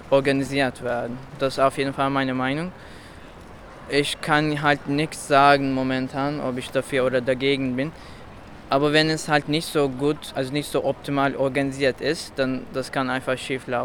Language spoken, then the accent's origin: German; Spain; German is a second language; Ich komme aus Spanien